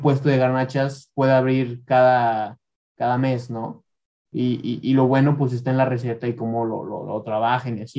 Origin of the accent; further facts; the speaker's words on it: León, Guanajuato, Mexico; yo soy de León